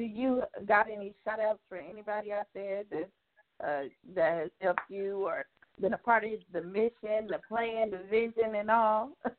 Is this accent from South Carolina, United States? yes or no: yes; South Carolina, United States; I'm from South Carolina.